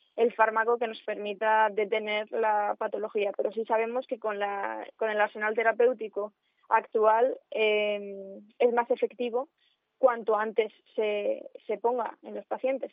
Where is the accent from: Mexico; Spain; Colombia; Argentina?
Spain; Cuéllar, Castile and León; moved away as an adult; para mí Cuellar es una de las partes más importantes mm, de mi vida, siempre lo ha sido, y aunque me fui a estudiar fuera, em, en mi forma de ser y todo lo que he aprendido allí en el colegio, en el instituto